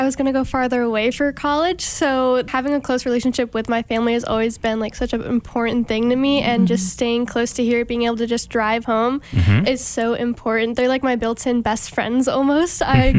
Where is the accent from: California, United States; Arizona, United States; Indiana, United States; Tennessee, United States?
Indiana, United States; Cedar Lake; moved away; I'm from Cedar Lake, Indiana.